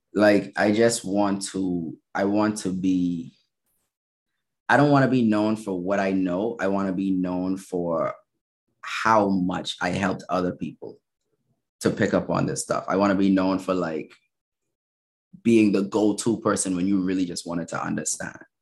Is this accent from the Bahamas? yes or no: yes; Bahamas; moved away as an adult; also born or lived in Minnesota, United States; now in Baltimore, United States; I'm from the Bahamas. Okay. So I um born and raised